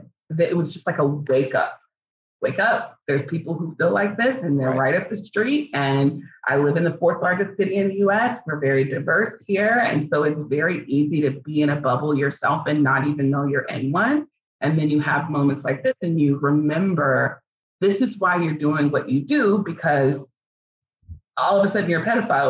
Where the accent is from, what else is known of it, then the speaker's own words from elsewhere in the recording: Texas, United States; we're from Texas